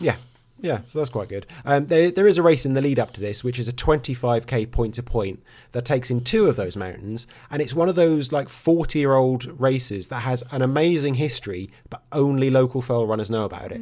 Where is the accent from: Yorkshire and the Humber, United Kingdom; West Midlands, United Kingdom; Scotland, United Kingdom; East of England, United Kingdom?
East of England, United Kingdom; Norfolk; I'm from Norfolk.